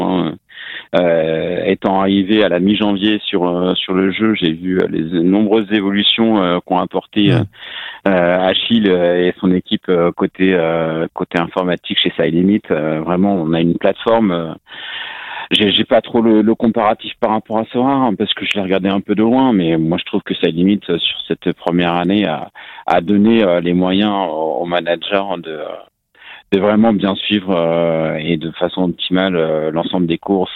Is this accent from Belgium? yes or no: no; Rennes, Brittany, France; je suis breton, je suis rennais